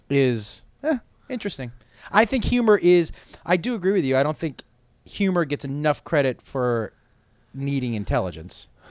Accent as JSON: {"language": "English", "town": "Amherst", "region": "Massachusetts", "country": "United States", "tie": "born or raised there", "said": "We grew up in Amherst, Mass"}